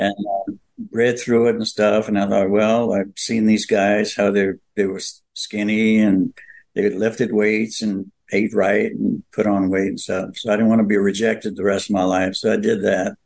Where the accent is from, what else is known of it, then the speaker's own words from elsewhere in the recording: New Orleans, Louisiana, United States; also born or lived in California / Napoleonville, Louisiana; I was born in New Orleans.